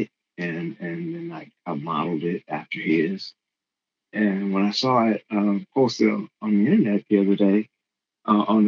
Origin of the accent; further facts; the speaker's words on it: Compton, California, United States; I grew up in Compton